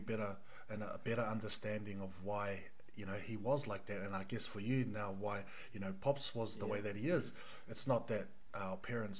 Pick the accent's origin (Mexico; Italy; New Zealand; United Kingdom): New Zealand; for us being New Zealand born